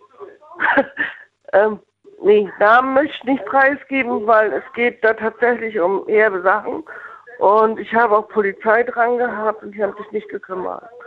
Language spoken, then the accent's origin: German; Northern Germany, Germany; also born or lived in Bonn; now in Mendig, Germany; ich bin Norddeutsch. Ich komme eigentlich aus dem Hafen